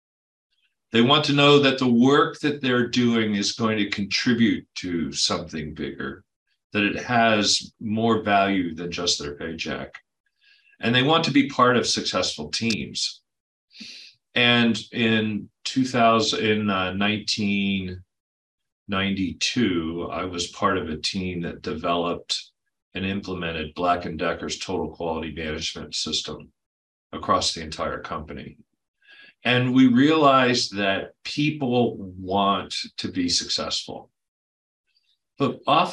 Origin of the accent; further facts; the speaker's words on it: Mid-Atlantic states, United States; moved away as an adult; now in California, United States; I grew up on the East in the Mid-Atlantic states.